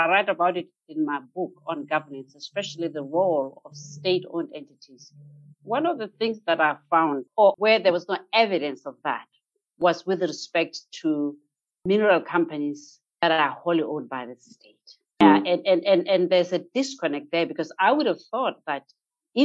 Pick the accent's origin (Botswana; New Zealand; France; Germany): Botswana; here in my home country, Botswana.